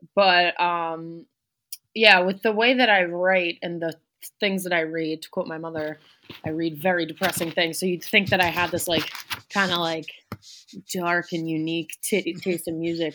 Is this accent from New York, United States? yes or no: yes; New York City, New York, United States; I grew up in New York City. I'm back there now